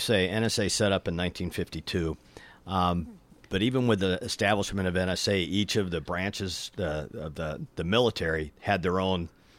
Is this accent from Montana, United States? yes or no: yes; Montana, United States; working for a senator from Montana, which is my home state.